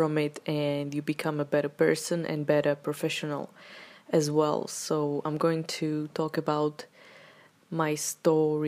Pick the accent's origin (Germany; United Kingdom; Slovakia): Slovakia; moved away; also born or lived in Czech Republic; I come from Slovakia